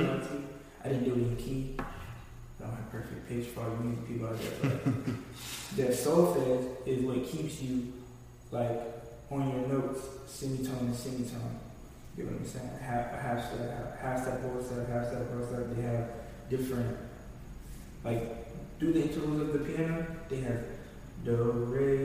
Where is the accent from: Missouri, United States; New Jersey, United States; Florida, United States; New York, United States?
Florida, United States; my hometown, which is Florida